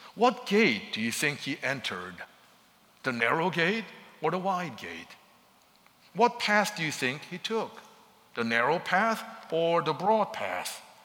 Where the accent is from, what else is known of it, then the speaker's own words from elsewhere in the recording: Seoul, South Korea; moved away; growing up in Seoul, Korea